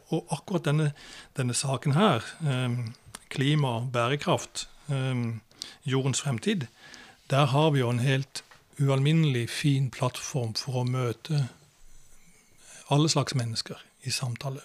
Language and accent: Norwegian; Kristiansand, Agder, Norway; jeg vokste opp i Oddernes.